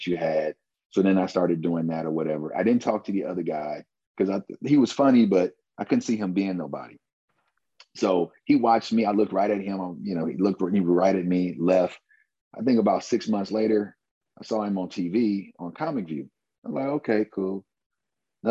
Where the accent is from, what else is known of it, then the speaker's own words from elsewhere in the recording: Fort Wayne, Indiana, United States; I am from Fort Wayne, Indiana, hometown, lived here all my life.